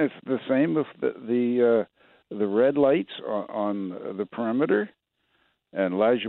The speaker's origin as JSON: {"language": "English", "town": "Kelwood", "region": "Manitoba", "country": "Canada", "tie": "born or raised there", "moved": "yes", "lives_now": "Winnipeg, Canada", "said": "Well, my hometown is north of Neepawa, and I left there in 1964."}